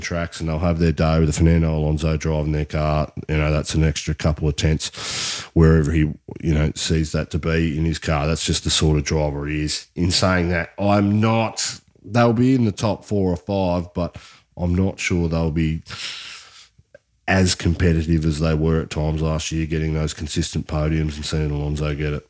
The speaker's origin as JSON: {"language": "English", "country": "Australia", "said": "as an Australian"}